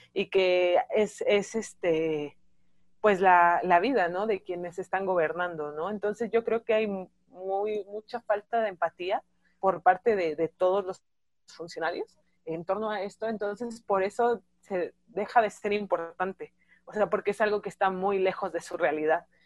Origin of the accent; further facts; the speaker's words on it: Mexico City, Mexico; Yo soy de Ciudad de México, de Tláhuac, de las periferias